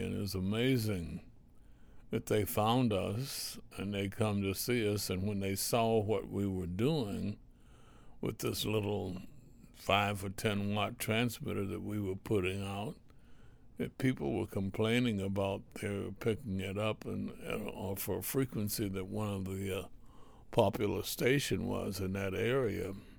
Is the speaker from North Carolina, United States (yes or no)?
yes; Reidsville, North Carolina, United States; little small town in North Carolina, Reedsville, the home of the Lucky Strike cigarette